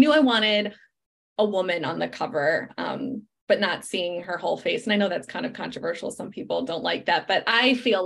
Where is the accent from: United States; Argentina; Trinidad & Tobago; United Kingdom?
United States; Chicago, Illinois; now in Los Angeles, United States; Then I fly to Chicago, my hometown